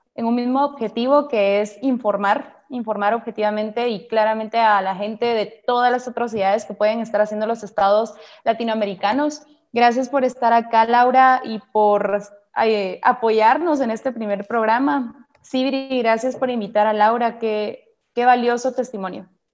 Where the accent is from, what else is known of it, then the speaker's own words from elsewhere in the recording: Guatemala; como diríamos acá en Guate